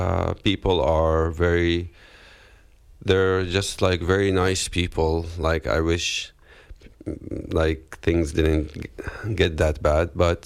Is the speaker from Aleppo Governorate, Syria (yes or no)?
no; Moadamiyeh, Rif Dimashq, Syria; English is a second language; moved away as an adult; also born or lived in Palestine; now in Germany; I'm originally from Palestine. My father and my grandfather, they were all kicked out in 1948. I was born in Syria as a refugee, Palestinian refugee. In a town called Maddamiya, it's considered the western entrance of Damascus.